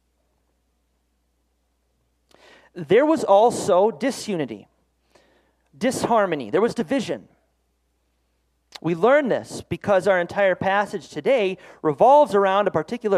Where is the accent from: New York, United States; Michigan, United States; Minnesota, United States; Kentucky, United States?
Minnesota, United States; moved away as an adult; also born or lived in East Coast, United States; I'm from Minnesota. We lived on the East Coast for 5 years